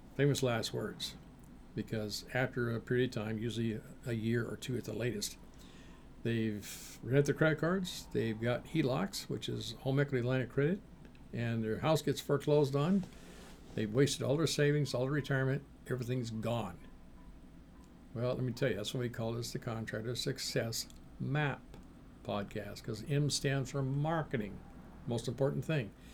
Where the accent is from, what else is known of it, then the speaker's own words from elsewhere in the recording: Seattle, Washington, United States; back when I was a kid in the Seattle area